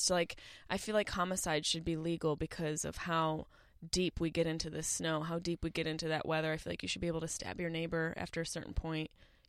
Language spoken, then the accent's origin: English; Upstate New York, United States; I am from upstate New York.